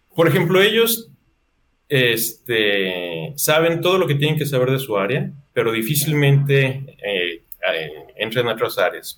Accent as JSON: {"language": "Spanish", "country": "Mexico", "said": "aquí tú como mexicano"}